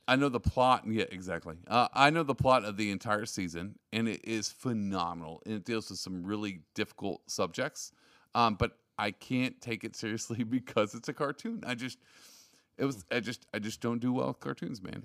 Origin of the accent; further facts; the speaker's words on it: Texas, United States; I'm from Texas